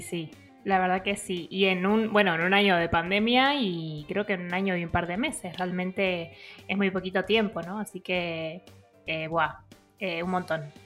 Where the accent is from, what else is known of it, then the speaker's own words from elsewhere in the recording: outskirts of Buenos Aires, Buenos Aires Province, Argentina; yo nacía como en las afueras